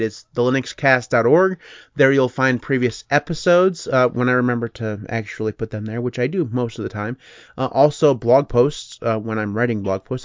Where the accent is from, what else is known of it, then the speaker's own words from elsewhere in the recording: United States; I'm American